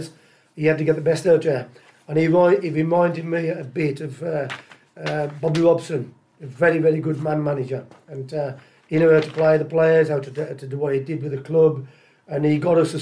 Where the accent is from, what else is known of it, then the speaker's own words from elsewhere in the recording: Tipton, West Midlands, United Kingdom; I'm from Tipton